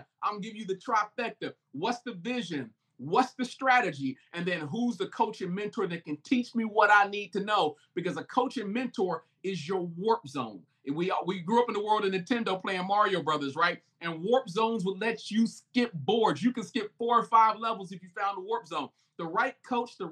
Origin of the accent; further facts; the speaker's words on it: United States; I'm African American